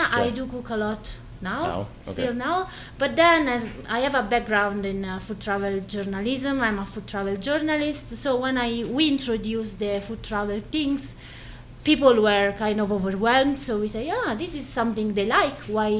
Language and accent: English; Italy; English is a second language; now in Ireland; It started like a side project when we moved from Italy to Ireland.